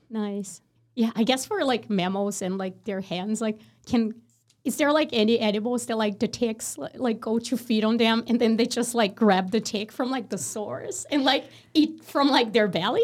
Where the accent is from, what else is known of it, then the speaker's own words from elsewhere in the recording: Brazil; moved away; I'm from Brazil